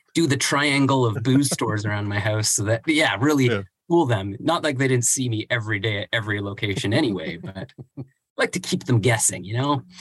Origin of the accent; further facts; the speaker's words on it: Vancouver Island, British Columbia, Canada; I grew up on Vancouver Island and moved to Vancouver, the same name, different places, not too far from each other